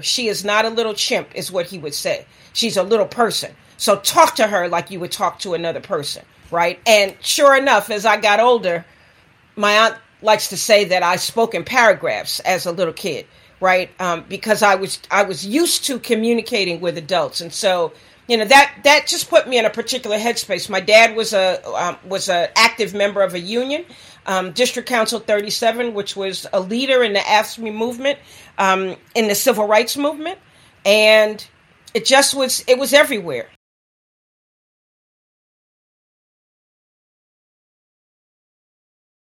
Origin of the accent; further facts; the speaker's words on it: New York City, New York, United States; also born or lived in South Bronx / Bahamas (father's origin); I grew up in the Harlem community in the 1960s, and then in the South Bronx in the 1970s.